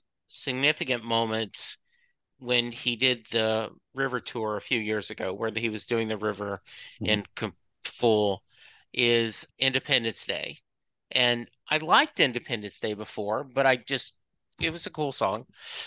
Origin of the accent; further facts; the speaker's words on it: Louisiana, United States; I was a kid growing up in Southwest Louisiana and it was AM radio only.